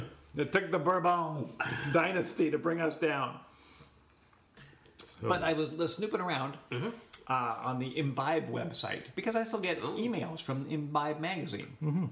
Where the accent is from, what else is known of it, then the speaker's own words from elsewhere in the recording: Canada; I'm Canadian.